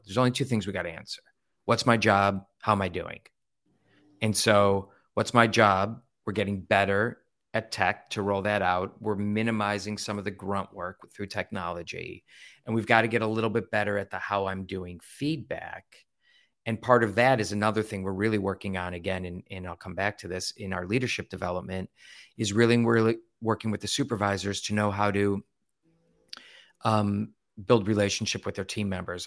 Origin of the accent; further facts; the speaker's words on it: Ohio, United States; growing up in Ohio where we're Buckeyes